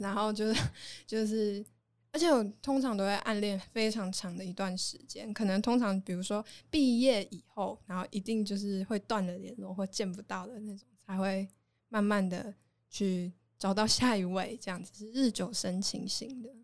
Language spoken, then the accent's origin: Chinese; Taoyuan, Taiwan; moved away as an adult; also born or lived in Taichung; 我是桃园人，但好像很多人都以为我是台中人。